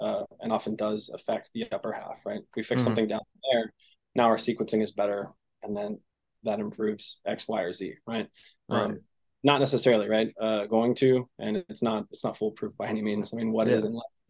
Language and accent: English; Seattle, Washington, United States; I'm from Seattle